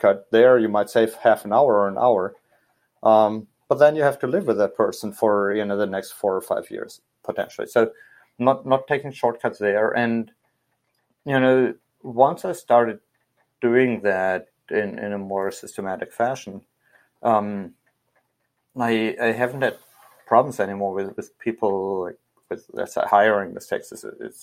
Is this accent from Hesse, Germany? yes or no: yes; Hesse, Germany; I was leading the Cub Scout program in Hessen, in my home state.